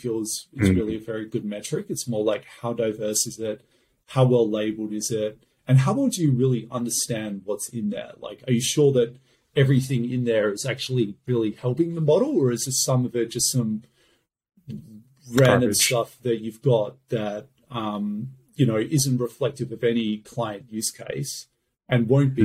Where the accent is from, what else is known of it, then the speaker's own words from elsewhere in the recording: Australia; I'm from Australia